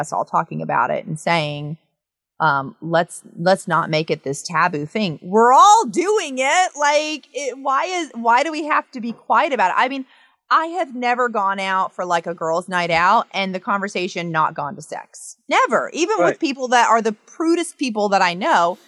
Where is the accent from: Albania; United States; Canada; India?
United States; the South; I'm from the South